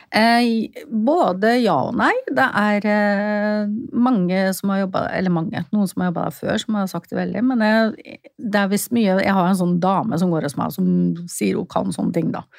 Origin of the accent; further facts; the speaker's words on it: Fredrikstad, Østfold, Norway; Jeg er fra Fredrikstad